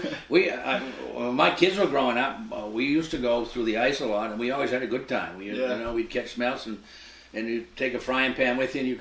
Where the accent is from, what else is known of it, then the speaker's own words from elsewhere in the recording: Rockland, Maine, United States; also born or lived in South Thomaston; growing up in Rockland, and a lot of people used to smelt.